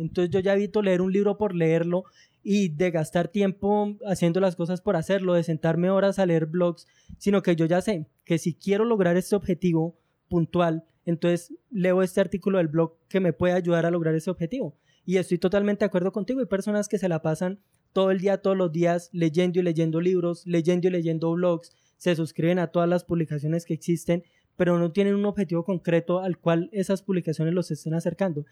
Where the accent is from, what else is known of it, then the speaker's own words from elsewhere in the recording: Girardot, Cundinamarca, Colombia; soy de una ciudad llamada Girardot, que está ubicada en el centro de, Colombia.